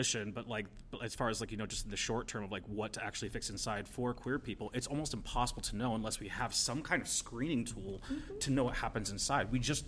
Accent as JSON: {"language": "English", "region": "Pennsylvania", "country": "United States", "said": "So I came from Pennsylvania 2 years ago, right"}